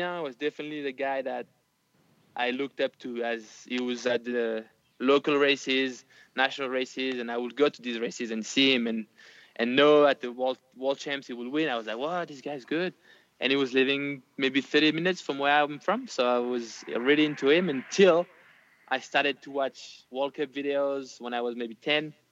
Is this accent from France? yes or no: yes; Nice, Provence-Alpes-Côte d'Azur, France; I would come back to Nice, my hometown